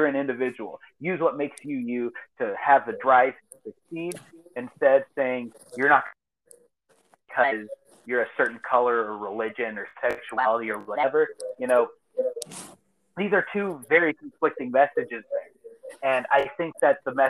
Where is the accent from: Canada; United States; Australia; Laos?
United States; Eastern Montgomery County, Texas; now in southeast New Mexico, United States; I grew up in Eastern Montgomery County down there in Texas, just north of Houston.